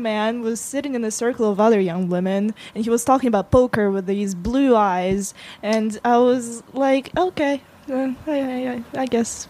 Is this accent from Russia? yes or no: yes; Russia; accent: Russian; moved away; Yeah, I grew up in Russia.